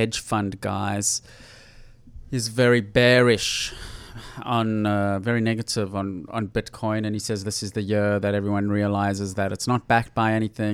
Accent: South Africa; moved away; when I was growing up in South Africa

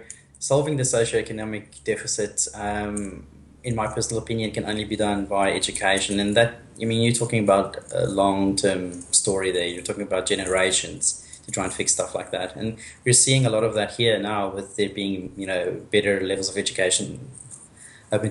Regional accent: South Africa; I'm South African, and I mean, I've grown up with guns being in the house all the time

